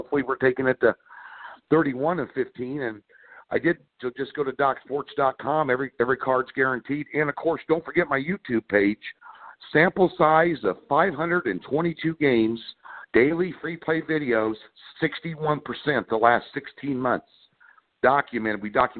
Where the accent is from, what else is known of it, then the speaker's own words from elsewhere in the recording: Midwest, United States; I grew up in the Midwest.